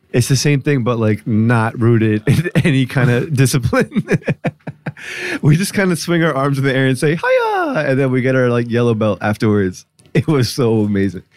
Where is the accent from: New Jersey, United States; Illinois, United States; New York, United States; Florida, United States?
New Jersey, United States; born or raised there; moved away